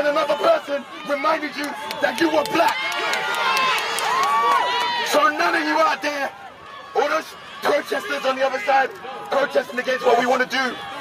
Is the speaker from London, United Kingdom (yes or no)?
yes; London, United Kingdom; I'm 28 years old, born and raised in London